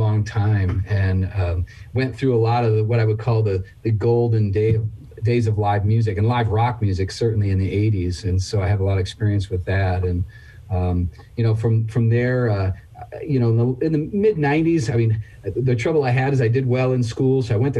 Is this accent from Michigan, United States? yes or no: yes; Michigan, United States; I'm from Michigan